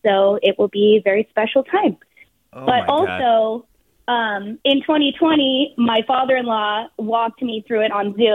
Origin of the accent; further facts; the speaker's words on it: Toronto, Ontario, Canada; also born or lived in Bay Area; now in San Francisco Bay Area, United States; I'm from Toronto, Canada originally. So my parents are there